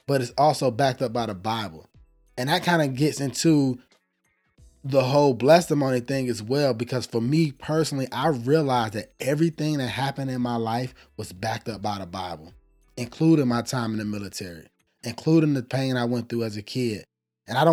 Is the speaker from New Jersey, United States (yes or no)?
no; Atlanta, Georgia, United States; I'm from Atlanta, Georgia.